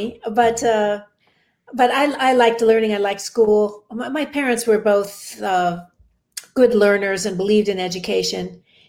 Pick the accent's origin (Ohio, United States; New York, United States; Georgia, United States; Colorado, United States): Colorado, United States; Denver; I grew up in Denver. In fact, I'm a third generation Colorado native.